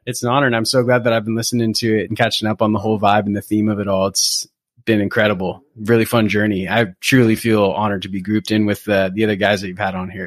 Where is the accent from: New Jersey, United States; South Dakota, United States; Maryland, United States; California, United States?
California, United States; Newport Beach; moved away as an adult; also born or lived in Berkeley / New York City / San Francisco Bay Area; now in Bay Area, United States; Originally, I grew up in, in Southern California. I grew up in Newport Beach